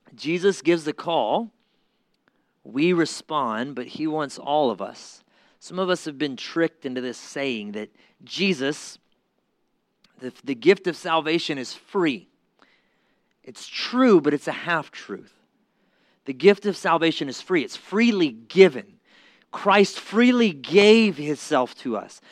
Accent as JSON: {"language": "English", "region": "Mississippi", "country": "United States", "said": "I'm from Mississippi."}